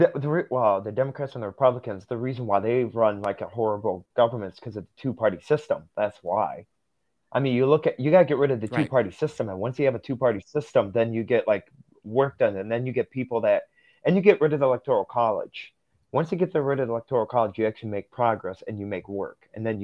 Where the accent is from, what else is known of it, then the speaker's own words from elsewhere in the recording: Russia; born there; moved away; So here's where I come from. So I was adopted from Russia back in 2006.